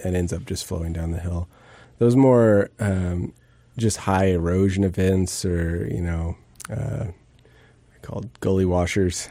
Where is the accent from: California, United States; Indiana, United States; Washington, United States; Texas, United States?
Washington, United States; Bellingham; I grew up in the Northwest and, and, um, Bellingham and grew up sort of wandering in the woods